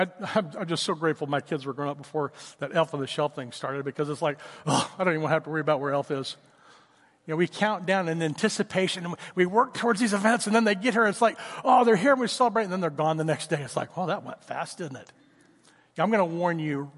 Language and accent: English; Oklahoma, United States; moved away; I grew up in Oklahoma. It was Tornado Alley where I grew up